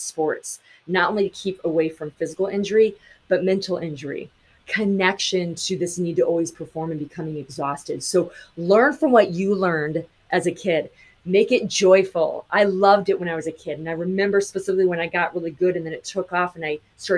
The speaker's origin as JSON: {"language": "English", "region": "Montana", "country": "United States", "tie": "born or raised there", "said": "I grew up in Montana."}